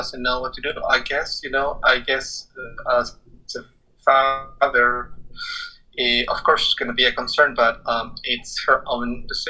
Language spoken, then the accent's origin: English; Quito, Pichincha, Ecuador; moved away; I'm originally from Quito, Ecuador. And okay. In Ecuador, the capital city, it's in a very high altitude in the Andes Mountains.